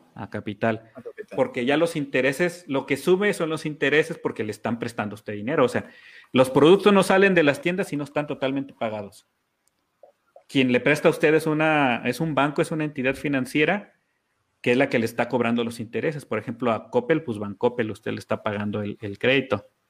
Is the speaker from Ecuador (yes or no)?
no; Mexico; soy mexicano